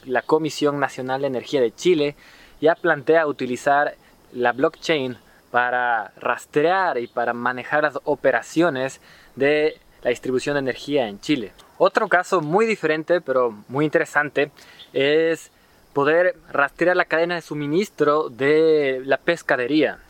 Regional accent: Ecuador; en mi país, en Ecuador

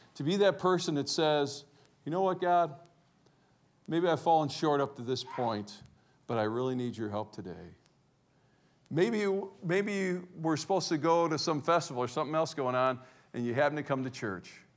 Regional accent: Cleveland, Ohio, United States; I was raised in Cleveland, Ohio

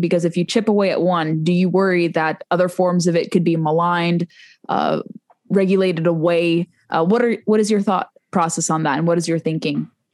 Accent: Southern California, United States; all of us from Southern California. I'm one of those people too.

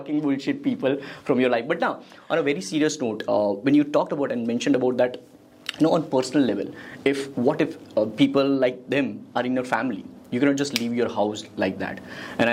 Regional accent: Keshod, Gujarat, India; I come from Kesho, Junagadh, so in that kind of village

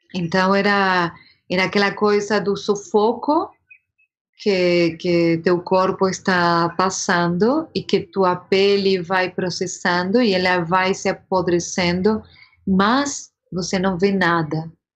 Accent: Montevideo, Uruguay; Portuguese is a second language; moved away as an adult; also born or lived in São Paulo, Brazil; now in Brazil; Eu sou de Montevideo

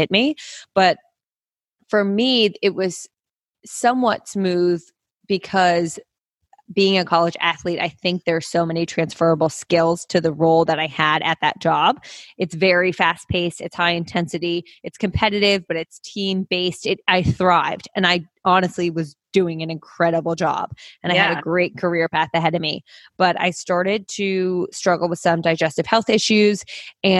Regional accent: New Jersey, United States; also born or lived in New York City; I grew up in Jersey, which is where I'm currently residing just because of COVID at my parents' house

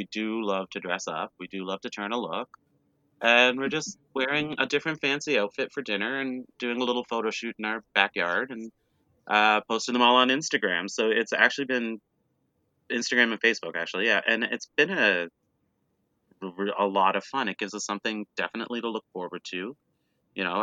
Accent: Cape Breton Island, Nova Scotia, Canada; now in Toronto, Canada; I'm from Cape Breton Island.

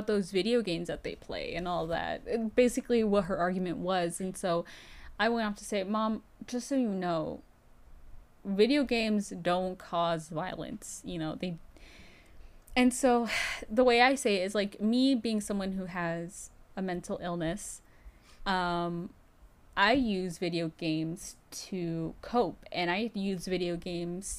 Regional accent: United States; we're American

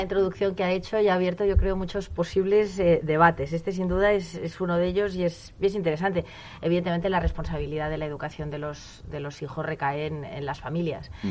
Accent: Spain

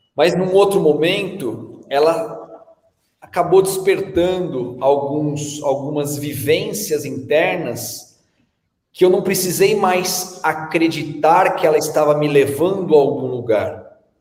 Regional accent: São Paulo, Brazil; also born or lived in Bahia / Australia; quando eu era menino aqui em São Paulo, eu ia muito na Vila Olímpia

